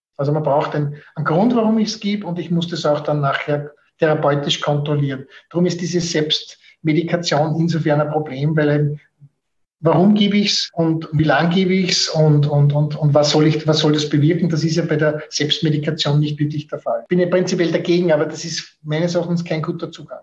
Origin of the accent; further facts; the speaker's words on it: Austria; bei uns in Österreich